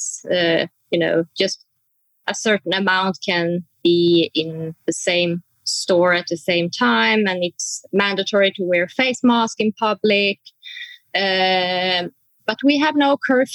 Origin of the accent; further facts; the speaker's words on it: Sweden; moved away as an adult; also born or lived in Oslo, Norway; now in Cape Town, South Africa; I'm born and raised in Sweden. But then I moved to Oslo, Norway. So I have been living and working there for about 11 years before I last year moved to Cape Town.